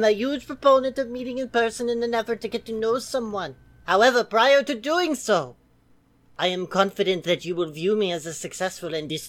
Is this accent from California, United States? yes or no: no; Hershey, Pennsylvania, United States; I am CGL13173 from Hershey, Pennsylvania.